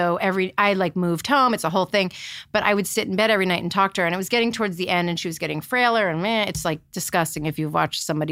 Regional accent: Maryland, United States; I'm from Maryland.

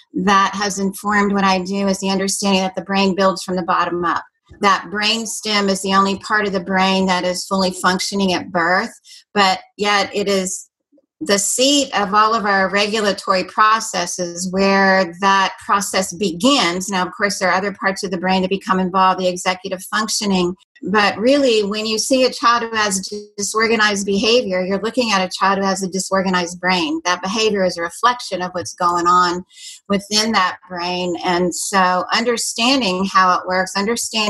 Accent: Washington, District of Columbia, United States; moved away; also born or lived in Fort Worth, Texas; But I grew up in the Washington, D.C. area

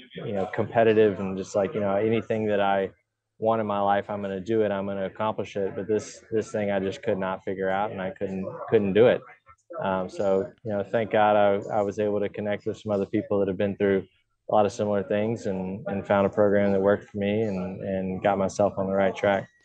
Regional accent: Woodstock, Georgia, United States; growing up in Georgia

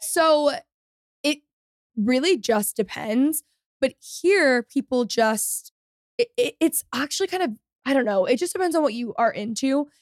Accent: Texas, United States; also born or lived in Los Angeles; I am a a Texan through and through, and I'm a Texas girl

